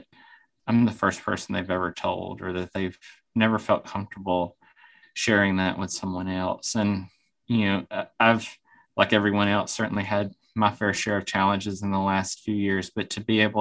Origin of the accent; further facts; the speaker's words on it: Alabama, United States; moved away as an adult; also born or lived in Birmingham, Alabama / Atlanta, Georgia; now in Vermont, United States; much of my life growing up in Alabama and college and med school, both in Birmingham